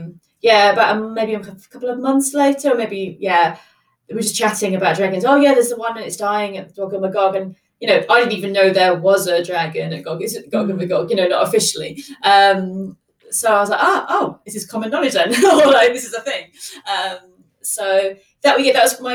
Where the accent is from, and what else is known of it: England, United Kingdom